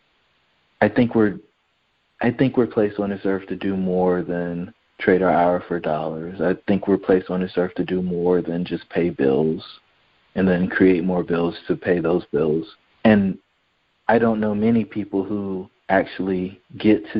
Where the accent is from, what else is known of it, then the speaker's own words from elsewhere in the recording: Fayetteville, North Carolina, United States; moved away as an adult; also born or lived in Virginia; I grew up in Fayetteville, North Carolina, the son of a soldier and a stay-at-home mom